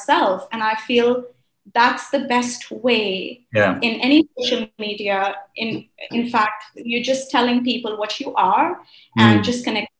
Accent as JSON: {"language": "English", "country": "India", "tie": "born or raised there", "also_born_or_lived": "Kuwait / Middle East", "moved": "as an adult", "said": "I was born in Kuwait. Then we moved to India during the war."}